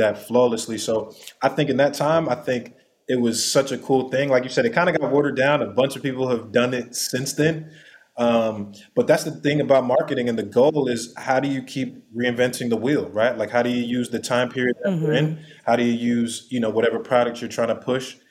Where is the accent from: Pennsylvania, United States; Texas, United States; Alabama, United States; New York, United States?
New York, United States; New York City; I'm from New York City. I'm a New York City kid